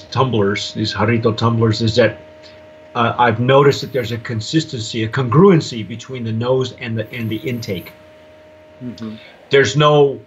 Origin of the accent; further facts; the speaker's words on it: New Mexico, United States; I'm from New Mexico or had lived there for 18 years